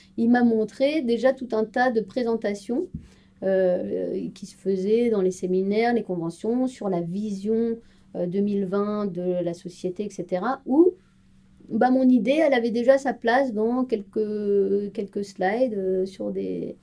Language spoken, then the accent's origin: French; Strasbourg, Grand Est, France; moved away as an adult; now in Paris region, France; Je suis originaire de Strasbourg